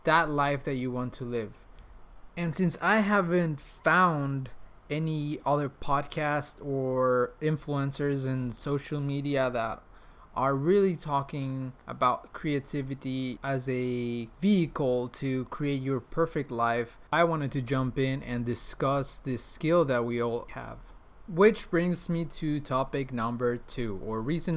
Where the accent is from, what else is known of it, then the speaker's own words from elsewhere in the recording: Mexico; English is a second language; moved away as an adult; also born or lived in Prague; now in Switzerland; I was born and raised in Mexico